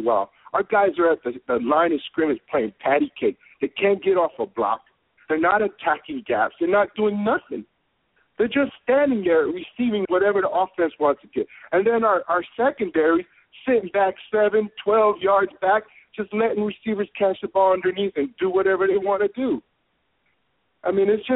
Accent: Miami, Florida, United States; I grew up in Miami. I used to ride my bike to the Orange Bowl

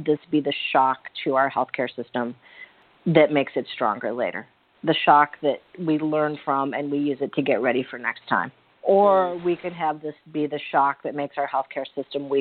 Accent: Syracuse, New York, United States; also born or lived in Boston; now in Sri Lanka; I'm actually from Syracuse, New York.

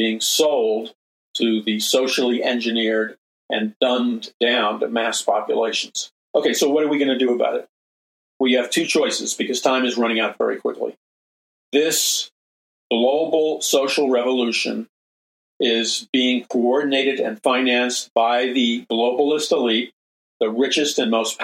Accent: New York City, New York, United States; when I was a young boy growing up in Jackson Heights, Queens

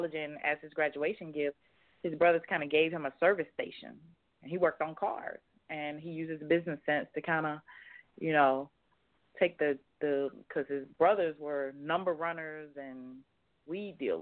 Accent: Mobile, Alabama, United States; now in Virginia Beach, United States; I am originally from Mobile, Alabama.

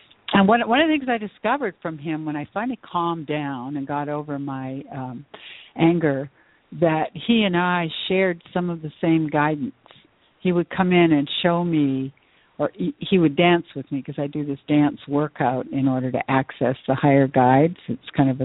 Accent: Vancouver, British Columbia, Canada; moved away as an adult; also born or lived in Edmonton / Tucson; left my hometown of Vancouver, BC, and I moved to Edmonton

